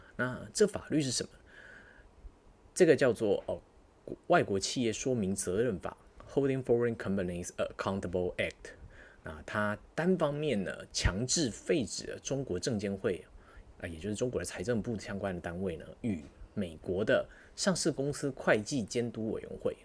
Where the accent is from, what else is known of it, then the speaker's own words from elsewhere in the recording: Taiwan; 我们大家作为作为台湾人